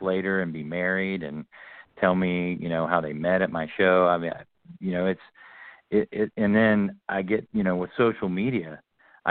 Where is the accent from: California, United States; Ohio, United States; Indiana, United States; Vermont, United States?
Ohio, United States; Oxford; where I grew up at in Oxford, Ohio